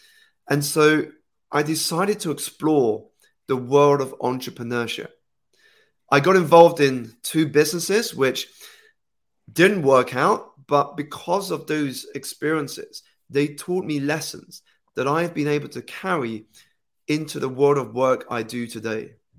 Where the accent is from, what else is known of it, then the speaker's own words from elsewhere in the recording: United Kingdom; So I was born here in the United Kingdom, about 2 hours outside of the city. My parents are Malaysian Chinese. So I was born into that culture, but grew up here in the United Kingdom, in which I learned English.